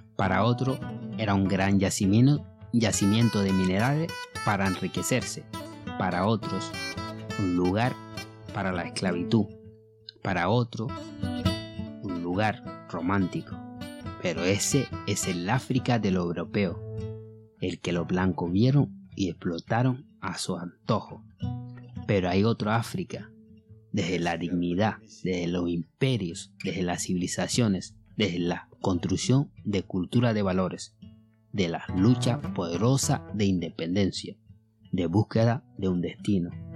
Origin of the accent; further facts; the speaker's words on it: Mali; first language Bambara; Spanish is a second language; moved away as an adult; now in Gran Canaria, Spain; Mi voz viene de Mali. Llevo viviendo en España hace unos 20 años